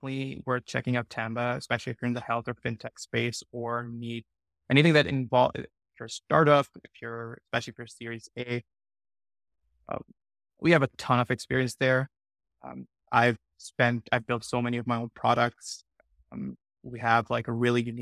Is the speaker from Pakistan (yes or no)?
yes; Pakistan; moved away; I grew up in Pakistan